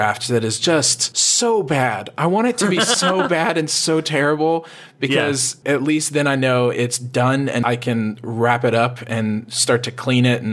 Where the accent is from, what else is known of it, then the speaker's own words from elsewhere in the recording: Texas, United States; I'm from Texas.